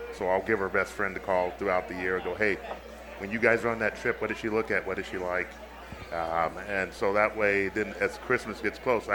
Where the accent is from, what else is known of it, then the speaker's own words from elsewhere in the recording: Arizona, United States; moved away as an adult; now in Minnesota, United States; I grew up in Arizona. I mean, I Sun Devil through and through.